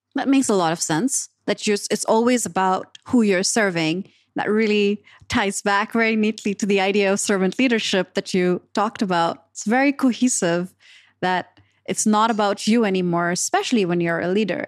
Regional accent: Pakistan; moved away; I was coming from Pakistan where we have, you know, people play cricket

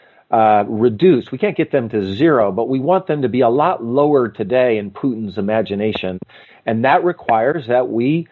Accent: United States; also born or lived in Moscow; as an American

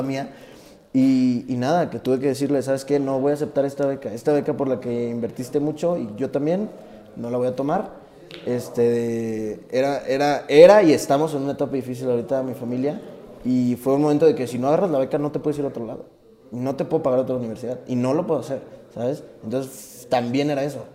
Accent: Tabasco, Mexico; now in Mexico City, Mexico; Yo no soy de aquí, de la Ciudad de México. Yo soy de Tabasco

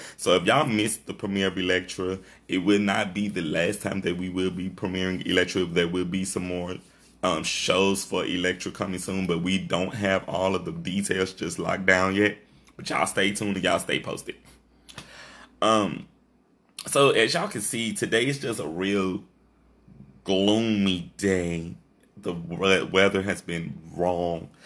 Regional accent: Shreveport, Louisiana, United States; this is my hometown

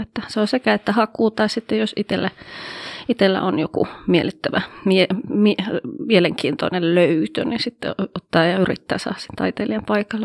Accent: Oulu, North Ostrobothnia, Finland; also born or lived in Haukipudas, Finland / Coventry, England; Täältä olen kotoisin

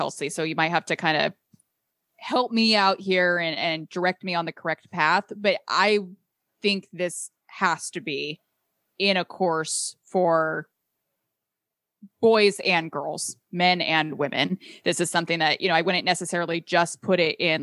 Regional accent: California, United States; my home state of California

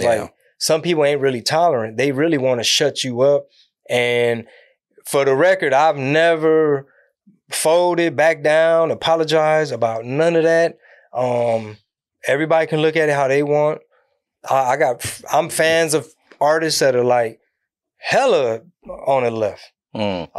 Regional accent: Houston, Texas, United States; also born or lived in San Antonio; born and raised out of Houston

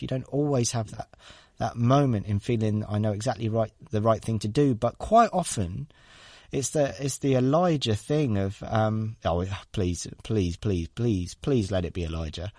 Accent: Devon, South West England, United Kingdom; moved away as an adult; now in London, United Kingdom; I grew up in Devon in the Southwest

